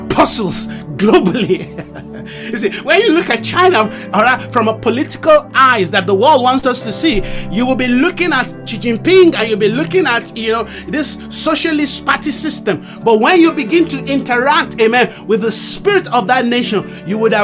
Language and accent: English; Nigeria; I come from Nigeria